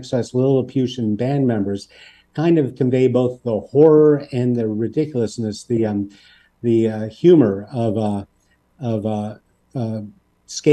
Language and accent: English; Pittsburgh, Pennsylvania, United States; We're from Pittsburgh, a town very like Hamilton in many ways.